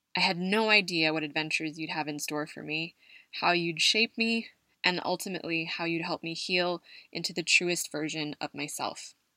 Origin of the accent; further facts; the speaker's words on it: California, United States; moved away as an adult; now in Madrid, Spain; my arrival in Madrid from my home state of California